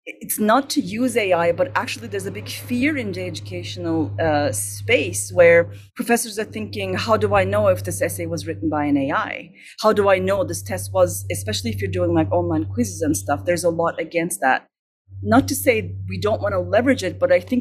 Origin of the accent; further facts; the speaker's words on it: Istanbul, Turkey; moved away as an adult; now in Montreal, Canada; I'm originally from Turkey